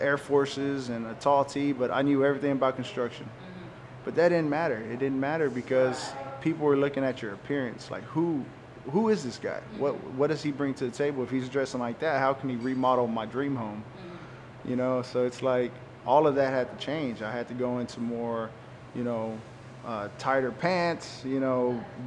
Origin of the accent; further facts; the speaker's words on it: Waco, Texas, United States; accent: Chicano; I grew up in Southside of Waco.